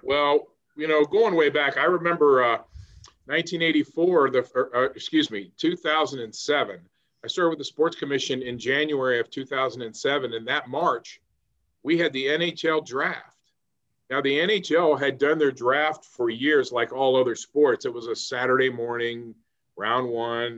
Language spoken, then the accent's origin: English; Cincinnati, Ohio, United States; moved away as an adult; also born or lived in Pittsburgh; now in Columbus, United States; I grew up born in Cincinnati, grew up a Reds fan